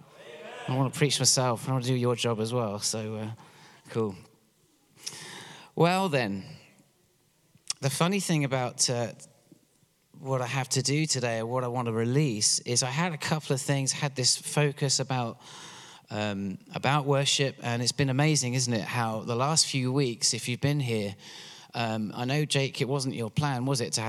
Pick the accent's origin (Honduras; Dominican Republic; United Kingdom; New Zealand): United Kingdom; England; moved away as an adult; now in Pennsylvania, United States; I'm from England originally, which is why I have this funny accent.